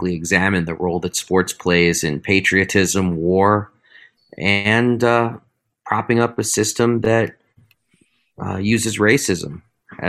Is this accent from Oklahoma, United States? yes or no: no; New York City, New York, United States; I grew up in New York City